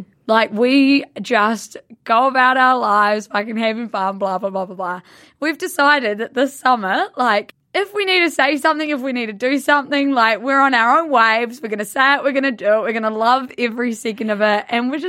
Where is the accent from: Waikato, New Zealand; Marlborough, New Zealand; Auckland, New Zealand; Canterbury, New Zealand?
Marlborough, New Zealand; Blenheim; moved away; We are from Blenheim, which is a small town at the top of the South Island